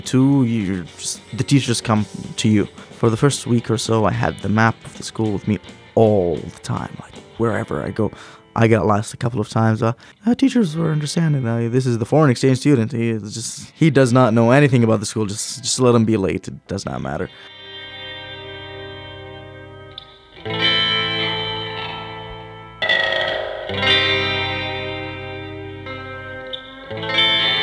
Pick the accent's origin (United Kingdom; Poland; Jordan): Jordan; Irbid, Irbid Governorate; also born or lived in Washington State, United States; I'm from Urbit, Jordan